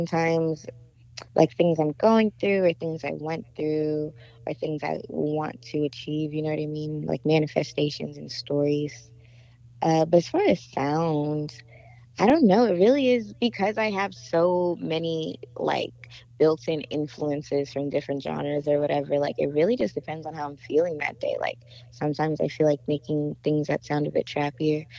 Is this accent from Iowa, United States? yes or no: no; Inglewood, California, United States; I'm from Inglewood, California, and I am a singer